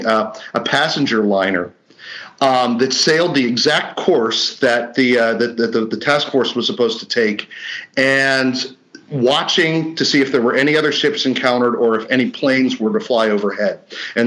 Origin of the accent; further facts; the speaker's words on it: Pittsburgh, Pennsylvania, United States; in my hometown of Pittsburgh